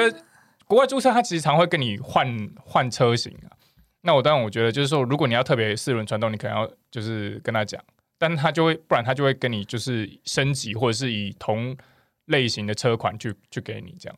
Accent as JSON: {"language": "Chinese", "country": "Taiwan", "accent": "Taiwanese", "said": "他是从口音判断我们是台湾人"}